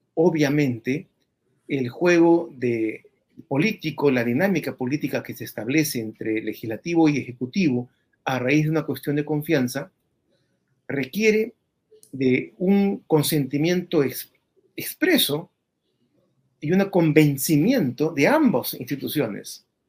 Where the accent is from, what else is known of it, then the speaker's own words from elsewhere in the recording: Peru; todos los peruanos